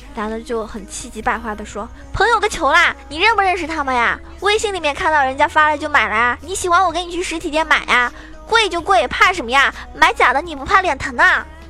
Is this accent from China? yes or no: yes; Zhejiang, China; 我是浙江人